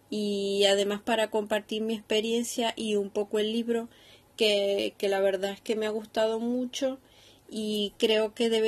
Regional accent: Venezuela; now in Seville, Spain; No soy española, vivo en Sevilla, pero soy de Venezuela. Por si mezclo palabras diferentes, eh, que sepáis que, ahora tengo un mix de venezolano con español.

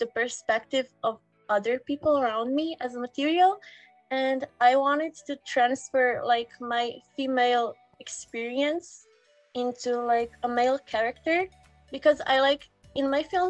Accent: Slovenia; I come from Slovenia. It's a small chicken-shaped country next to Italy

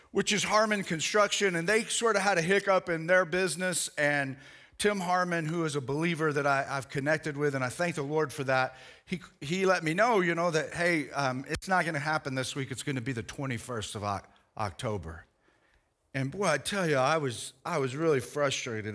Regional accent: United States; I'm proud to be an American

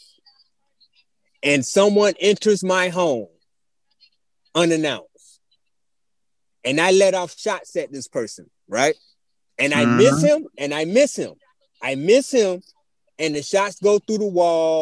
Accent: near Charleston, South Carolina, United States; down the street from my hometown in Charleston side.

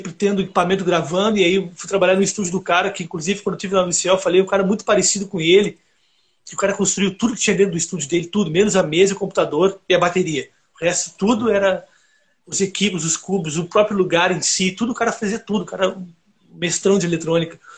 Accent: South Region, Brazil; Então, cara, eu eu sou do Sul, né?

